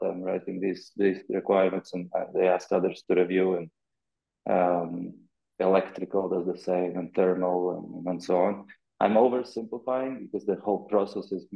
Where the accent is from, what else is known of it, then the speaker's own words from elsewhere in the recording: Riga, Latvia; moved away as an adult; also born or lived in Amsterdam; I had a plan to move back from Amsterdam to Riga, Latvia, for a while.